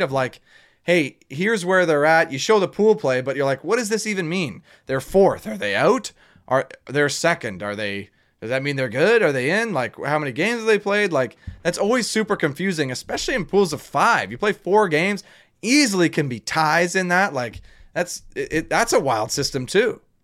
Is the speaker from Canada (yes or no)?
yes; Canada; we're Canadian, eh? Like we can handle the cold